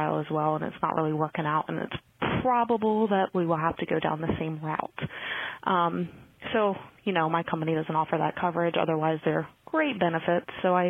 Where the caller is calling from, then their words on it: Virginia, United States; I'm calling from Virginia.